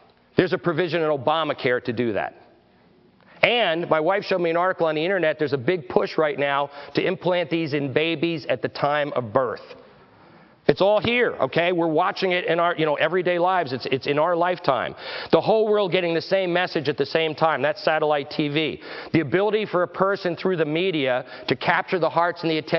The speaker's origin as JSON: {"language": "English", "town": "Verona", "region": "New Jersey", "country": "United States", "tie": "born or raised there", "also_born_or_lived": "Pennsylvania", "moved": "yes", "said": "I grew up in New Jersey, so I'm a Giants fan"}